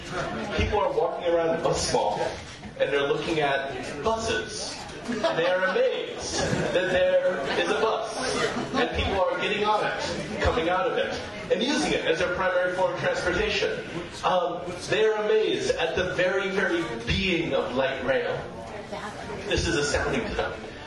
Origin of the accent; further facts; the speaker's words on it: Topeka, Kansas, United States; Because I'm from Topeka. And I've never seen this before.